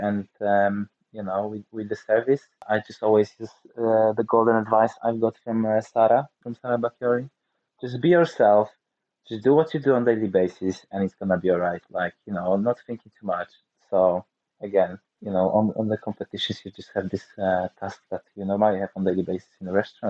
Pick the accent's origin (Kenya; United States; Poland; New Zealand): Poland; Nysa, Opole Voivodeship; I'm from Poland. Oh, do you have any Polish wines? No, I don't. So when I visit the winery, which is like an hour 30 minutes drive from where I'm originally from